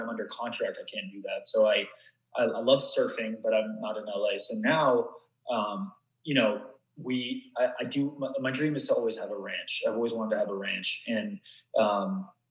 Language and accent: English; Vancouver, British Columbia, Canada; moved away; also born or lived in Atlanta; I grew up in Vancouver or just outside